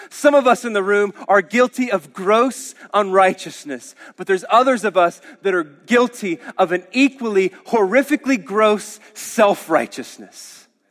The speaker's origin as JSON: {"language": "English", "region": "Oklahoma", "country": "United States", "said": "we're Oklahomans."}